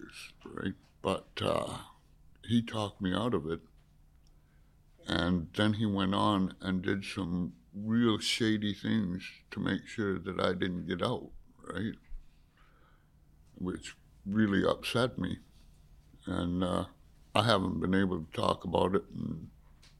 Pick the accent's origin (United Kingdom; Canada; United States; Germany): Canada; Haida Gwaii, British Columbia; I'm a Haida Gwaii native